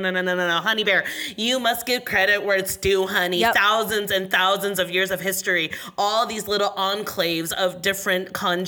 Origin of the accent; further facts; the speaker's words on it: United States; growing up in America